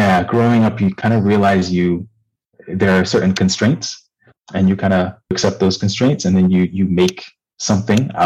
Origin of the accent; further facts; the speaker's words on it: Nigeria; moved away; also born or lived in Michigan, United States / Japan / New York, United States; I'm Nigerian. I grew up in Nigeria to a Nigerian father and an American mother.